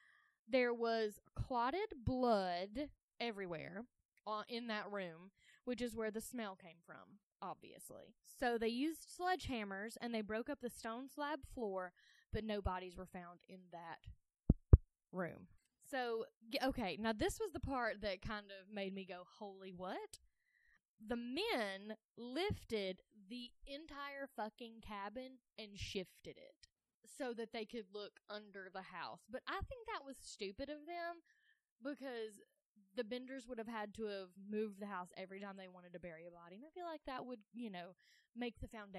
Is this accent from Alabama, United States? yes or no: yes; Mountain Brook, Alabama, United States; I'm from Mountain Brook.